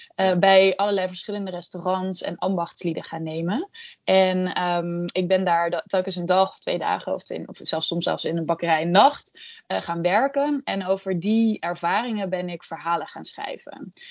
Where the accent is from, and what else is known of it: Netherlands